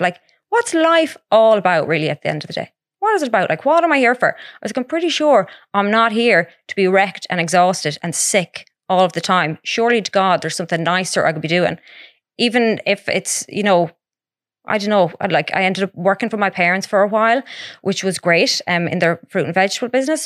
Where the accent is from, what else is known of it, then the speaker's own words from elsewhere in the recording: Mount Falcon, Connacht, Ireland; also born or lived in Edinburgh; I'm from Mount Falcon